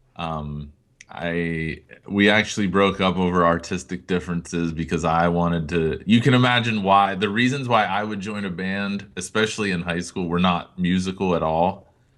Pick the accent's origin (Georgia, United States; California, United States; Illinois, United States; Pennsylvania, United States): Pennsylvania, United States; Greenville; my hometown of Greenville, P